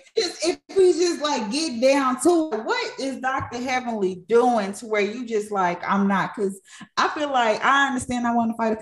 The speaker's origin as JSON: {"language": "English", "country": "Ghana", "said": "I'm Ghanaian, you know, we don't play about that."}